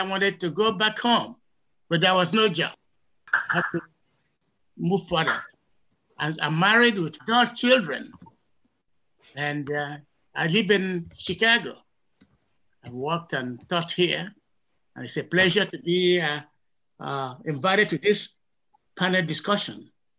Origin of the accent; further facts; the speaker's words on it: Nigeria; now in United States; I was born and bred in Nigeria. Most of my education, primary and secondary, took place in Nigeria. I was a teacher in Nigeria before I came here.